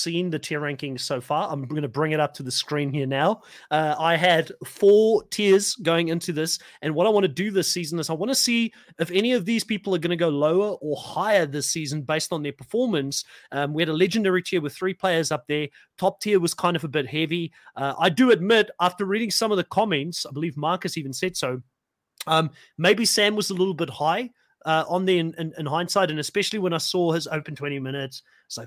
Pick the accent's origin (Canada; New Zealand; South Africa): South Africa; I'm also from South Africa